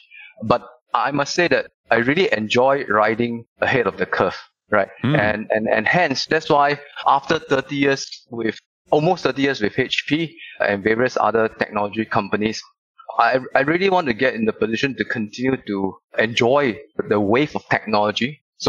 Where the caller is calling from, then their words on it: Singapore; I'm calling you from Singapore. Bright, sunny, and really hot here.